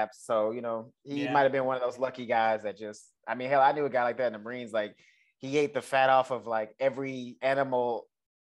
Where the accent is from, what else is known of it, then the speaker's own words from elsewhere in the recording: Texas, United States; I'm from Texas